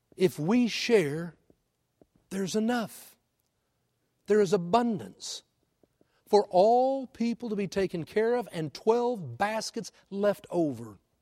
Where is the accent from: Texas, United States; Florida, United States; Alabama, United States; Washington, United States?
Texas, United States; Houston; moved away; I grew up in Houston